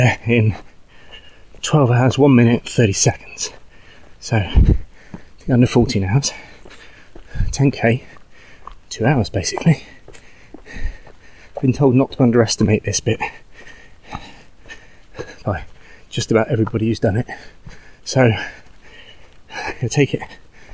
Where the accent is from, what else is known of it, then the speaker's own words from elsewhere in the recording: Bristol, South West England, United Kingdom; Bristol in the UK